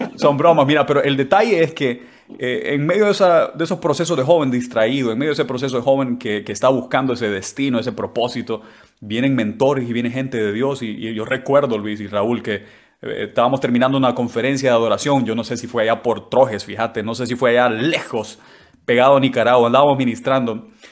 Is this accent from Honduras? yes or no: yes; San Pedro Sula, Cortés, Honduras; moved away as an adult; also born or lived in La Paz, Honduras; now in London, United Kingdom; yo nací en el departamento de La Paz, en Honduras, en el mero centro de Honduras, pero crecí en San Pedro Sula, así que me considero sanpedrano